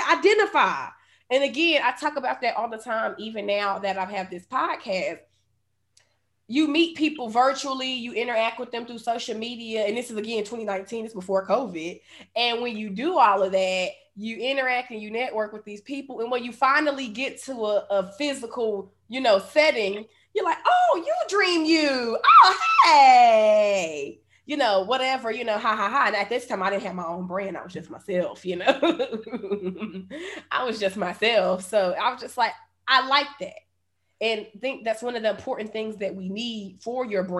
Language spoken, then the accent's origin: English; Charlotte, North Carolina, United States; I'm from here. I'm from Charlotte. Like, this is my hometown.